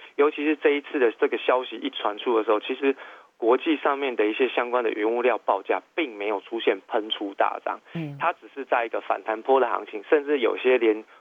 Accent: Taiwan; 用我们台湾人的形容词

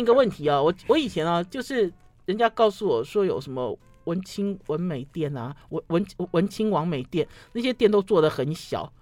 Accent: Taipei, Taiwan; 我们台北人觉得好嗨

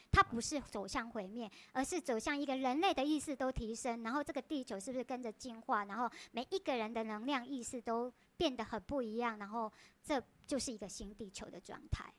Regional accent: Taiwan; 我们台湾人就讲苹果

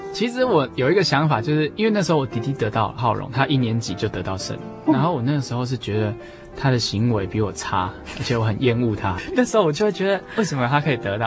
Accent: Minxiong, Chiayi County, Taiwan; moved away as an adult; now in Tainan, Taiwan; 因为我住在嗯哼。比较乡下的地方，在民雄，而且嗯哼。我们家又是因为是家族企业，所以在工业区里面，所以我没有邻居

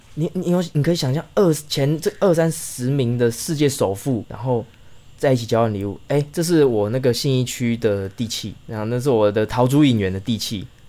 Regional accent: Chiayi, Taiwan; moved away as an adult; also born or lived in Taipei; 我们是嘉义人嘛

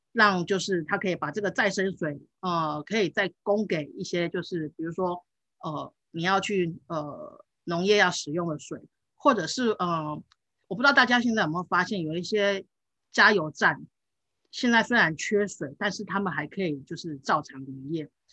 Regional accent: Taichung, Taiwan; 我，我，我小时候就是长，是，哎，在台中长大，那，那，呃，德基水库其实在我们家，呃，上面而已，因为我家住东市

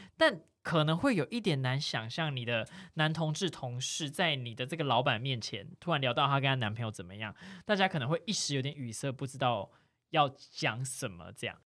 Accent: Tainan, Taiwan; moved away as an adult; now in Taipei, Taiwan; 因为我就是小时候住在台南嘛，然后大学就觉得，哦，我一定是要来台北的啦

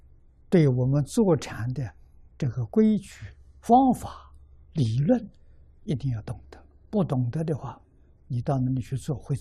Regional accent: China; 我们中国人讲阴阳五行，讲这些气。

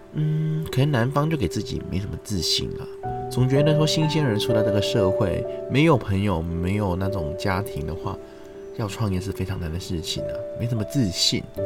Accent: China; moved away; also born or lived in Taiwan; 我们大陆那边也有很多很优秀的团体啦

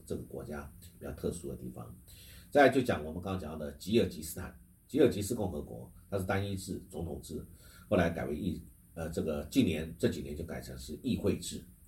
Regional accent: Taiwan; 我们台湾人口

